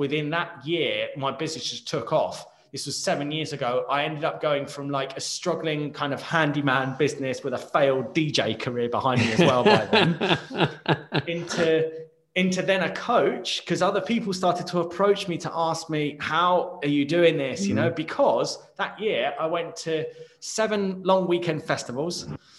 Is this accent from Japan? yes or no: no; United Kingdom; Like, I know that I'm British. I know how to speak English.